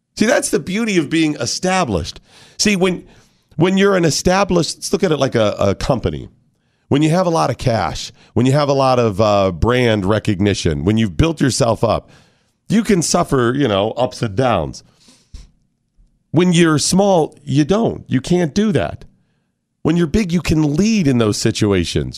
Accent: United States; As an American

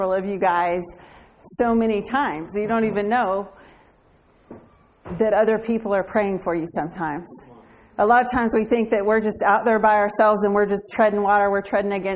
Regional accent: Fort Worth, Texas, United States; moved away as an adult; now in Bulgaria; I'm from Fort Worth, Texas

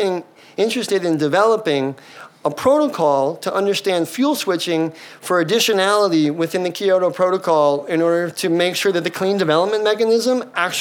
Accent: United States

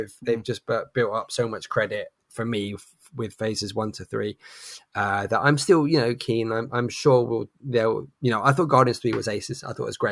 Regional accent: England, United Kingdom; now in London, United Kingdom; as an English gentleman

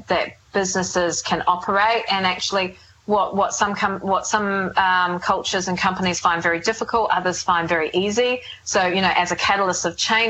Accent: New Zealand; moved away as an adult; it is my hometown

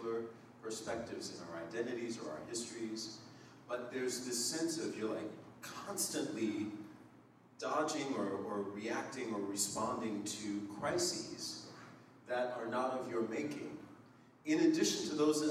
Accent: Springfield, Massachusetts, United States; I grew up in Springfield, Mass, in Western Mass

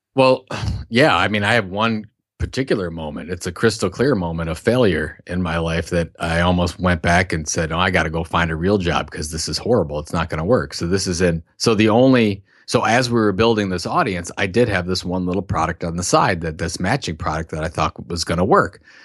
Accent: Sandusky, Ohio, United States; I'm from Sandusky, Ohio, which is, uh, known for two things.

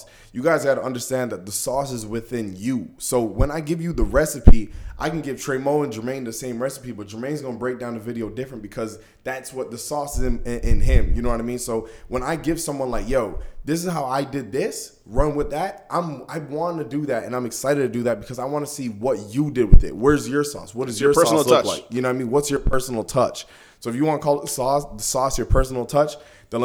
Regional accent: Brampton, Ontario, Canada; being out here and like growing up in Brampton

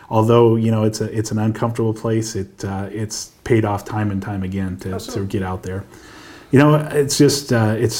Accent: Antelope Valley, Lancaster, Palmdale area, California, United States; I grew up over in the Antelope Valley, Lancaster, Palmdale area

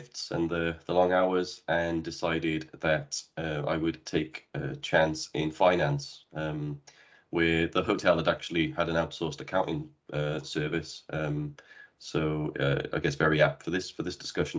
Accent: Cardiff, Wales, United Kingdom; moved away as an adult; also born or lived in Bristol / Brazil / Dubai; I'm originally from Wales in the UK, where I had my first hotel job back when I was 18 years of age, at a local hotel just around the corner from where I grew up

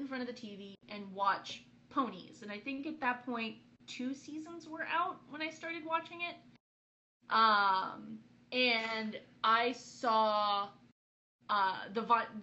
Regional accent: California, United States; moved away; one of my hometown cons when I came back to California

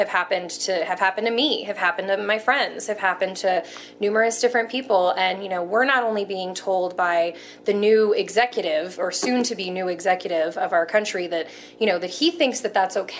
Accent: Denver, Colorado, United States; also born or lived in California; I was born in California, but we moved to Denver when I was like 3 weeks old. So I count myself as a native

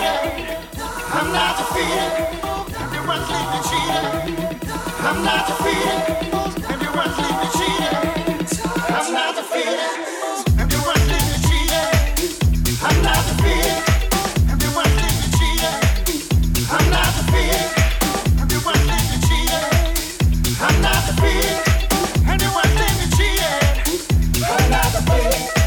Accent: Portsmouth, South East England, United Kingdom; living in my hometown of Portsmouth. Grew up with them

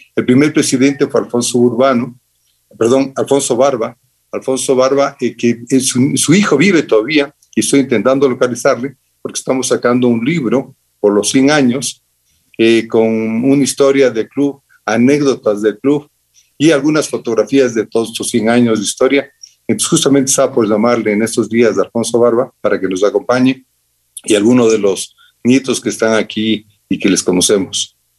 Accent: Quito, Pichincha, Ecuador; Quito terminaba en mi infancia, Quito terminaba en Orellana

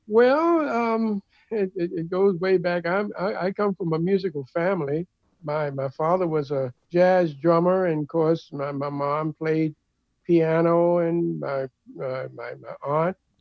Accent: Baltimore, Maryland, United States; also born or lived in Richmond, Virginia / New York; now in New Jersey, United States; I'm originally from Baltimore, Maryland

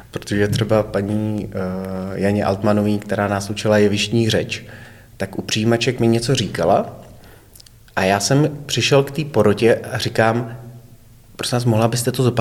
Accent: Nový Bydžov, Hradec Králové Region, Czechia; Ne, jsem z Nového

